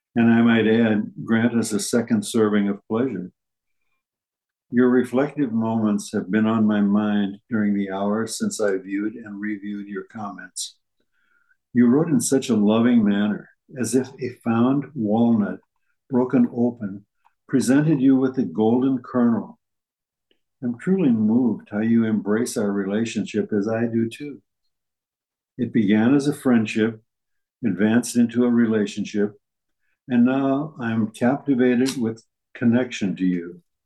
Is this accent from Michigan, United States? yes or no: no; St. Charles, Missouri, United States; moved away; my uh, birthplace and where I grew up was St. Charles, Missouri, which is across the river.